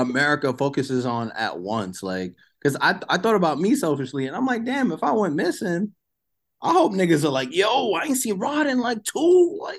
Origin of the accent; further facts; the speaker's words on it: New York City, New York, United States; I am from Brooklyn.